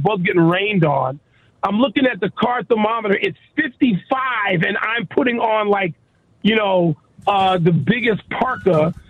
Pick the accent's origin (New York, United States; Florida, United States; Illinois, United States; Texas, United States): Illinois, United States; Chicago; moved away; when I was growing up in West Chatham